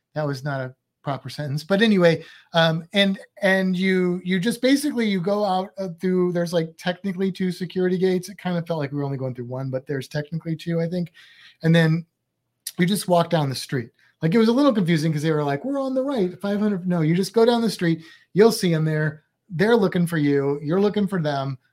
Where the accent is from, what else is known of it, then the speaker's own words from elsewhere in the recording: United States; i only speak one language because I'm American